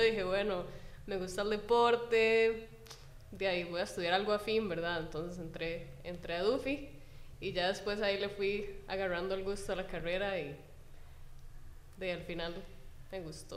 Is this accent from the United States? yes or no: no; Heredia, Costa Rica; yo soy vecina de Heredia, de Heredia Centro, y estuve en una escuela de Heredia que se llama Rafael Moya Murillo